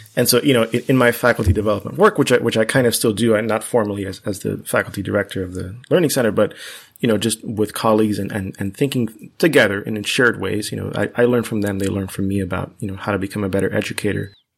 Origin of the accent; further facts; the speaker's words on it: Miami, Florida, United States; first language Spanish; English is a second language; I was very fortunate to grow up in Miami, in Florida